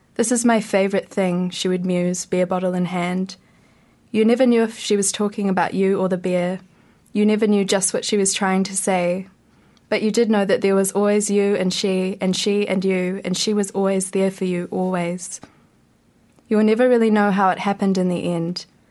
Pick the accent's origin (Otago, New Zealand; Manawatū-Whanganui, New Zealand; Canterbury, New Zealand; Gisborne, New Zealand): Gisborne, New Zealand; now in Wellington, New Zealand; I'm from Gisborne originally